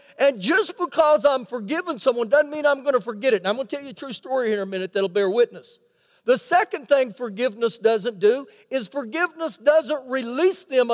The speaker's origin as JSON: {"language": "English", "region": "Oklahoma", "country": "United States", "tie": "born or raised there", "moved": "yes", "lives_now": "Lubbock, United States", "said": "I was born in Oklahoma."}